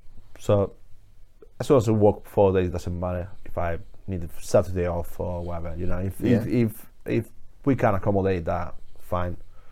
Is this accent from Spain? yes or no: yes; Murcia, Region of Murcia, Spain; English is a second language; moved away as an adult; now in Leeds, United Kingdom; Chema's a guy from where I'm from Murcia, from Spain.